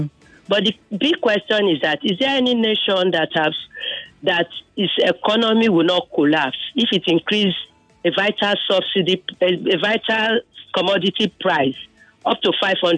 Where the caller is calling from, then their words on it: Ibafo, Ogun State, Nigeria; I'm calling from Ibafo.